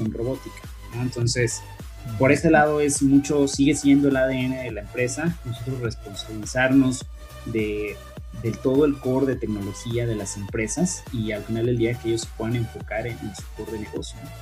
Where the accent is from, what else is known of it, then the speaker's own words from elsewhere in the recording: Mexico; los mismos ingenieros mexicanos, no es algo que nos orgullezca, pero nuestro salario es mucho menor